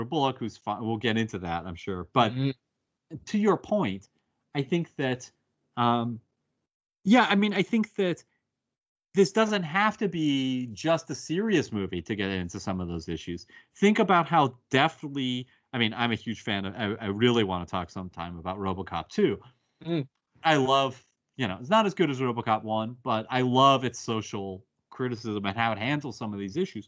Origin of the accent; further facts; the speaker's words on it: United States; as an American